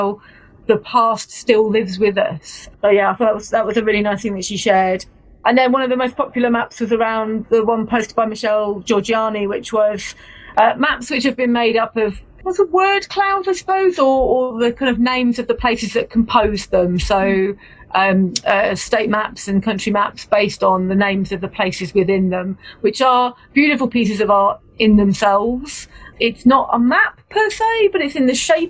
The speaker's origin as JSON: {"language": "English", "town": "Bedford", "region": "East of England", "country": "United Kingdom", "said": "I'm from Bedford"}